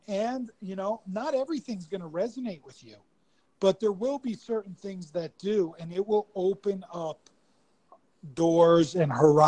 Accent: East Coast, United States; I'm from the East Coast, so like I was brought up a certain way

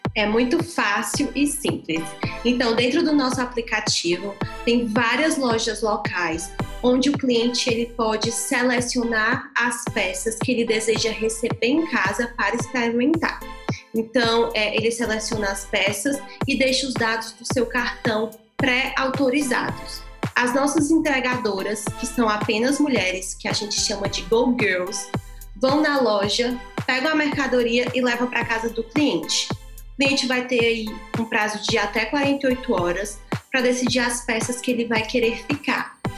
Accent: Fortaleza, Ceará, Brazil; Sou de Fortaleza

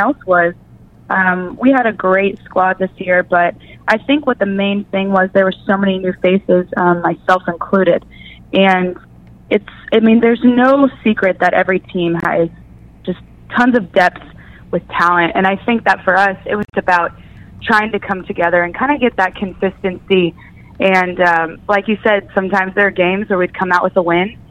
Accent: Missouri, United States; I grew up in Missouri

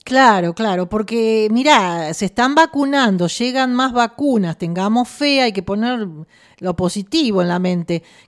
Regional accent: San Nicolás de los Arroyos, Buenos Aires Province, Argentina; nosotros somos de San Nicolás

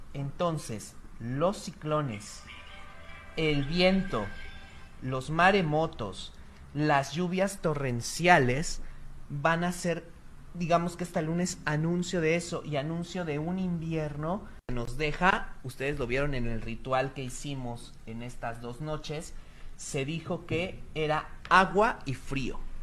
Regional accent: Mexico

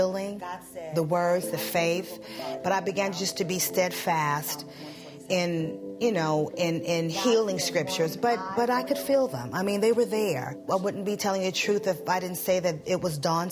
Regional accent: New York City, New York, United States; I'm from New York City

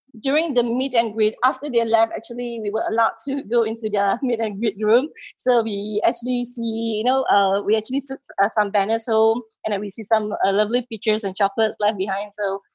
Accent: Singapore; from Singapore.

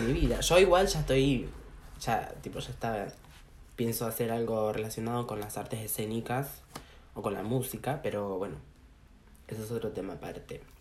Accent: Argentina; also born or lived in Brazil; yo como la puta madre soy argentino

